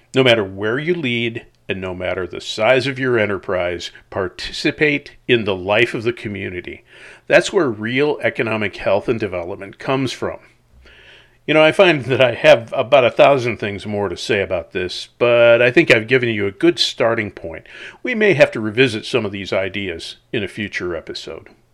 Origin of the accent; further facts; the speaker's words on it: La Crosse, Wisconsin, United States; I grew up in La Crosse, Wisconsin